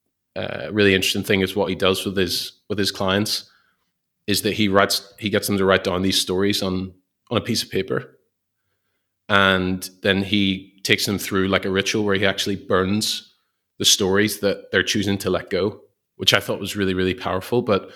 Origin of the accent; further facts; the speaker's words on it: Belfast, Northern Ireland, United Kingdom; moved away; so many people here who have totally different life experiences than what I would have had maybe where I grew up in Belfast.